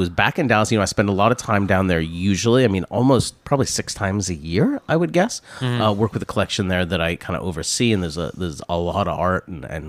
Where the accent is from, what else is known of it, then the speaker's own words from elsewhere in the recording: London, United Kingdom; Yeah, I mean, I'm from London.